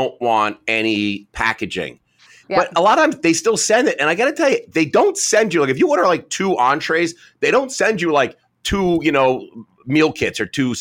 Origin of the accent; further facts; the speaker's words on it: New Jersey, United States; I'm from Jersey